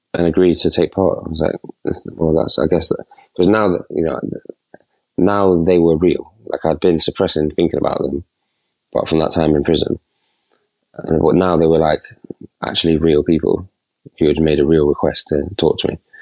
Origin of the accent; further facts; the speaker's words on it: Nottingham, East Midlands, United Kingdom; I'm from Not- Nottingham